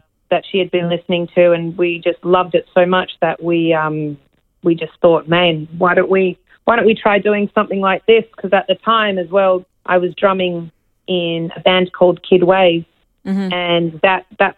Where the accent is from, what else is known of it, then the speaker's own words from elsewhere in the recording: Australia; I grew up in Australia